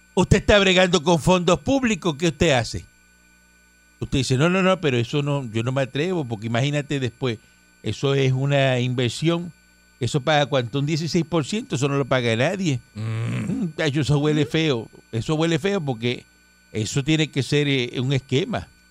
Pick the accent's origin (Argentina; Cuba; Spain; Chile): Cuba; now in Puerto Rico; Yo no soy boricua, yo soy cubano